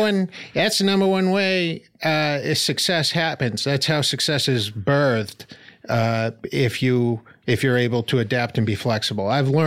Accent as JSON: {"language": "English", "town": "Medford", "region": "Massachusetts", "country": "United States", "said": "I saw Cheers. Yeah, I'm from Medford, Massachusetts."}